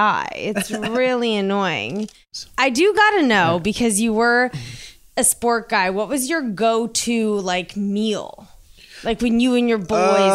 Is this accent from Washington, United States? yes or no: no; Washington, District of Columbia, United States; also born or lived in New York; now in Los Angeles, United States; I grew up in Georgetown in DC